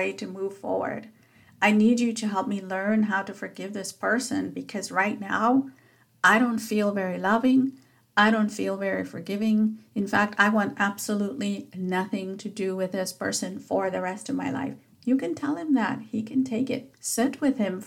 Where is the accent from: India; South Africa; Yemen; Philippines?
South Africa; as a child growing up in South Africa